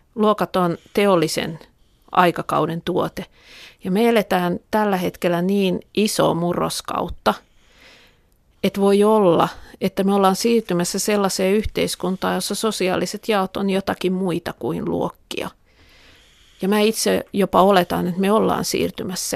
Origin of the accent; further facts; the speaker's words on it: Tampere, Pirkanmaa, Finland; Pispalaa, josta mä olen kotosi